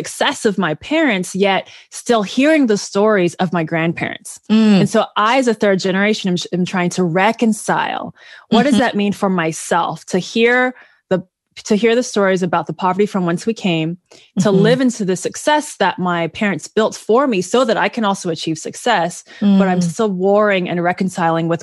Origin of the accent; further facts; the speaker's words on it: Bay Area, California, United States; accent: American; also born or lived in Kenya / Zambia; born and raised in the Bay Area, California, the best place to be